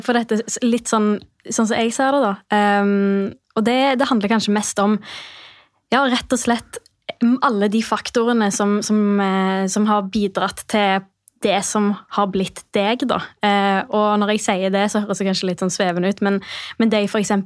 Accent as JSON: {"language": "Norwegian", "town": "Stavanger", "region": "Rogaland", "country": "Norway", "also_born_or_lived": "Bergen", "moved": "as an adult", "said": "jeg kommer fra Stavanger. Ja. Har bodd i Bergen i jeg tror det er nesten elleve år. Nylig flytta tilbake."}